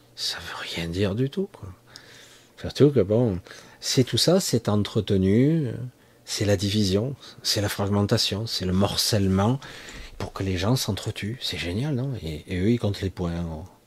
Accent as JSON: {"language": "French", "country": "France", "said": "en tant que Français"}